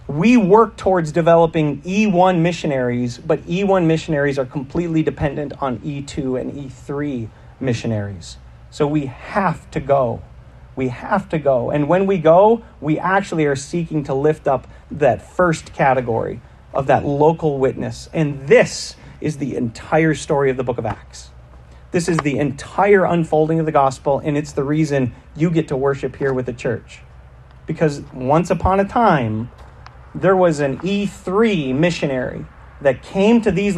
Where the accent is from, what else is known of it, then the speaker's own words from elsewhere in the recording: United States; I'm American